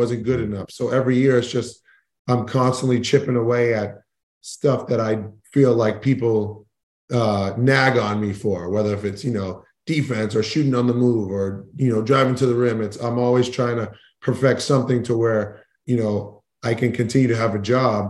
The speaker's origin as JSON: {"language": "English", "town": "Boston", "region": "Massachusetts", "country": "United States", "tie": "born or raised there", "said": "I grew up in Boston"}